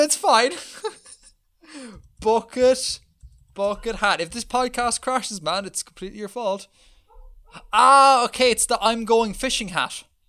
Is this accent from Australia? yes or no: no; Ireland